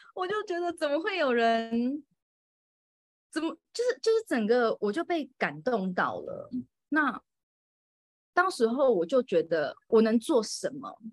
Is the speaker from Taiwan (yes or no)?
yes; Taiwan; moved away as an adult; also born or lived in Moscow, Russia; now in Reyhanlı, Turkey; 我嗯。就从小到大都是在台湾长大的